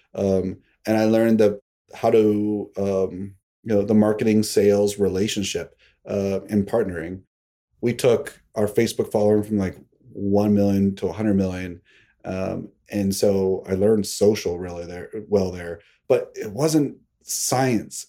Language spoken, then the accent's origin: English; Pittsburgh, Pennsylvania, United States; now in Greenwich, Connecticut, United States; I grew up in Pittsburgh